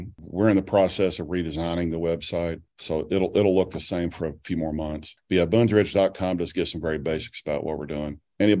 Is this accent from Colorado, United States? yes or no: no; East Tennessee, United States; also born or lived in Mobile, Alabama; Yeah, well, I grew up in East Tennessee. I moved there when I was 9 years old.